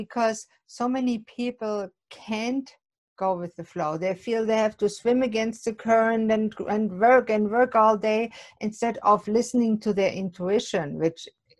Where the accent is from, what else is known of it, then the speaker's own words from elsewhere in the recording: Germany; moved away; Coming from Germany